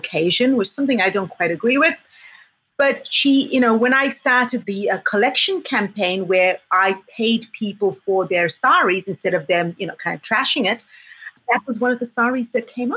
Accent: South Africa; first language English; also born or lived in Southeast Asia / Germany; now in New Zealand; growing up in South Africa, growing up on a farm

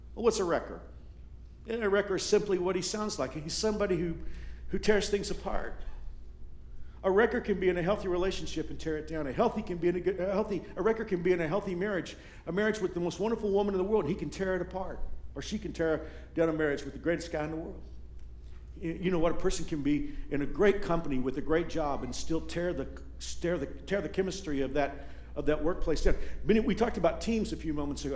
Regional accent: Texas, United States; now in Kansas, United States; When I was growing up in Texas, I grew up in a redneck part of the state

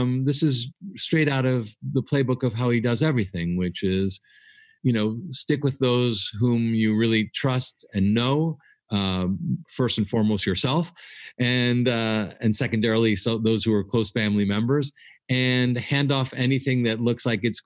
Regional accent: United States; my wife and I are Greek Americans, meaning we're born and raised in the United States, but our parents came from Greece

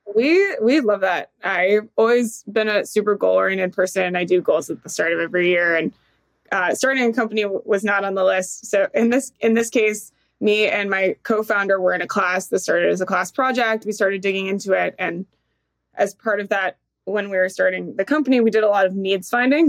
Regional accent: San Diego, California, United States; moved away; also born or lived in Georgia; I grew up in San Diego

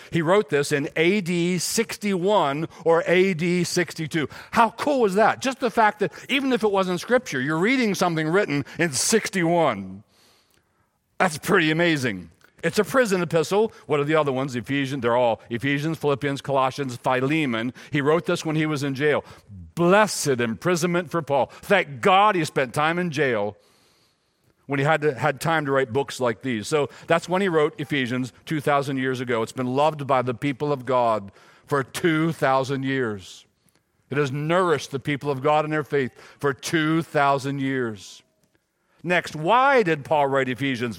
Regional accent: Silver Run, Maryland, United States; also born or lived in Gettysburg, Pennsylvania; I was born in Gettysburg, but raised in Silver Run, Maryland

